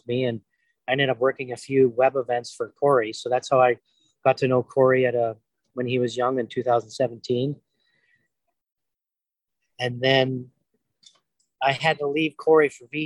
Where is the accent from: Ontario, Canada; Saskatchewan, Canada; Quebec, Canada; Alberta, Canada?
Saskatchewan, Canada; Moose Jaw; also born or lived in Moss Bank; I was born in Moose Jaw, grew up on, in, you know, a farm about 20 miles out of Moss Bank